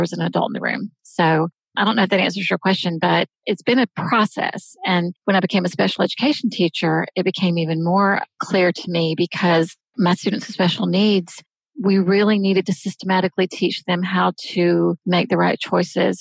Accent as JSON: {"language": "English", "region": "the South", "country": "United States", "tie": "born or raised there", "said": "I was born in the South, raised in the South."}